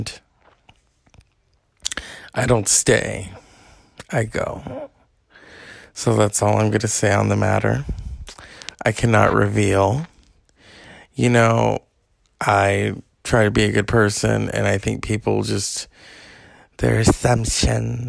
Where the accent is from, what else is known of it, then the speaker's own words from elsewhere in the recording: California, United States; I'm a Californian